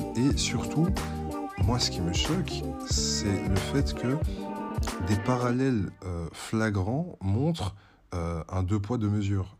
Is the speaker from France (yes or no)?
no; Belgium; je suis belge francophone